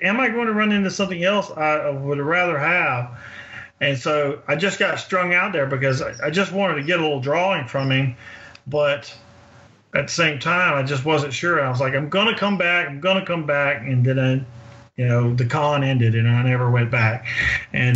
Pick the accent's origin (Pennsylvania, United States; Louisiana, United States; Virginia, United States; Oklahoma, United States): Louisiana, United States; Winnsboro; also born or lived in Monroe, Louisiana; My hometown is a very small town in Louisiana, about 45 minutes south of there, in Winnsboro